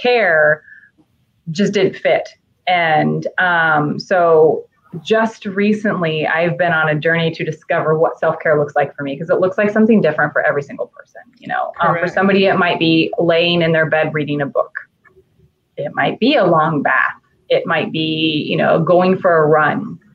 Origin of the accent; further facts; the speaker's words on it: Kansas, United States; We both went to the same college. We're from Kansas